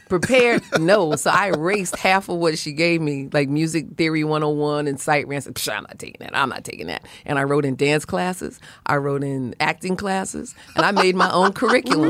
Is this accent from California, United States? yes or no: no; New York City, New York, United States; where I grew up in Brooklyn